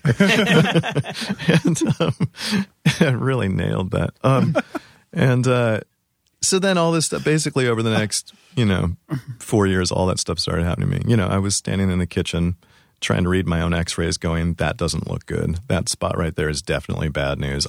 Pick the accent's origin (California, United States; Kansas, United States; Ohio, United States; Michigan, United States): California, United States; Orange County; moved away; I'm from California originally. Where? Um, Orange, Orange County.